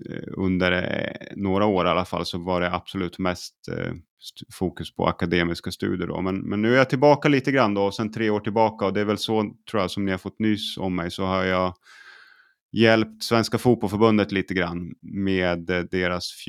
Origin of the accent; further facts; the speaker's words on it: Åland, Finland; Men jag, jag är uppvuxen på, född och uppvuxen på Åland.